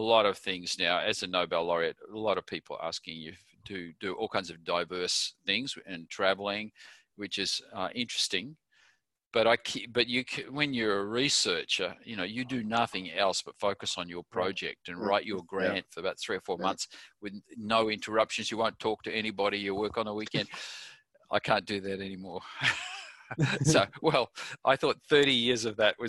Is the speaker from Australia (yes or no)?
yes; Kalgoorlie, Western Australia, Australia; I was born in Kalgoorlie, which is a massive gold mine there